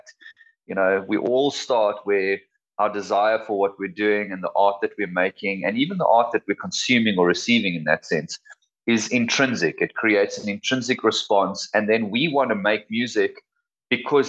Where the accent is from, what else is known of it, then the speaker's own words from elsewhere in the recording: South Africa; being a South African band and being South Africans